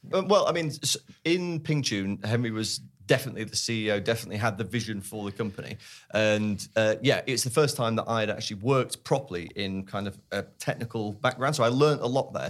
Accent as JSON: {"language": "English", "town": "Sheffield", "region": "Yorkshire and the Humber", "country": "United Kingdom", "tie": "born or raised there", "said": "We grew up in Sheffield"}